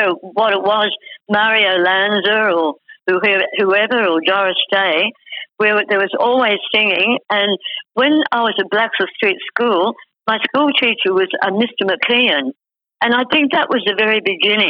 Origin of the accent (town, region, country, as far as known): Sydney, New South Wales, Australia; born or raised there; also born or lived in Summer Hill / Newtown